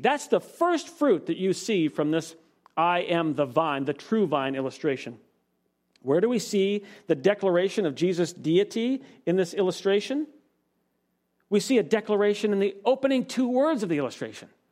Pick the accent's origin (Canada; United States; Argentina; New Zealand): United States; Washington; now in Palmdale, United States; My home state, Washington